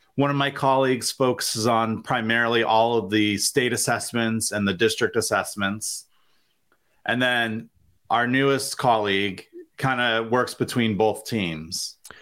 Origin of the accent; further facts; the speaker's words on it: Vermont, United States; moved away as an adult; now in Springfield, United States; I was born and raised in Vermont